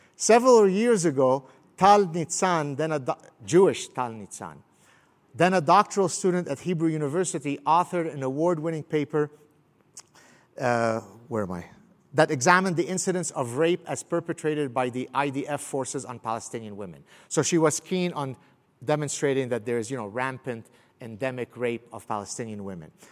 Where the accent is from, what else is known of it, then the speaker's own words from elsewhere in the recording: Canada; also born or lived in Beirut; I'm Canadian